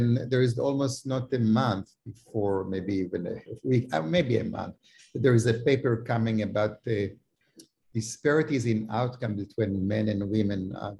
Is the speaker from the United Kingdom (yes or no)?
no; Israel; I came from Israel. I couldn't believe that there is a separate school.